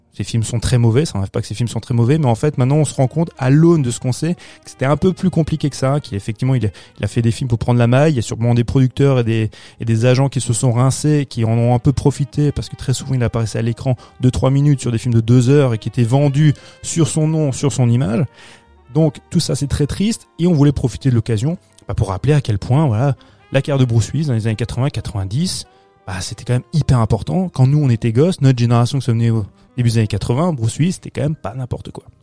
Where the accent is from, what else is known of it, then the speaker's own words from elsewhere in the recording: France; chez nous en France